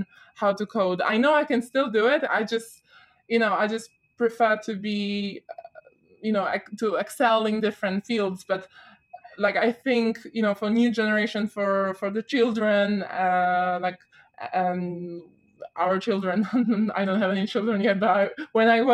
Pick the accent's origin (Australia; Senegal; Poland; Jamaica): Poland; moved away as an adult; now in London, United Kingdom; I started studying in Poland, where I'm from